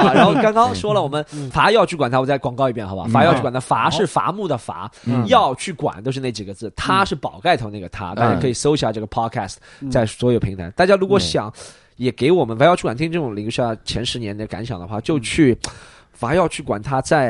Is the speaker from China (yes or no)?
yes; China; 那我觉得要我们还是亚裔里面一个分支嘛，是中国人，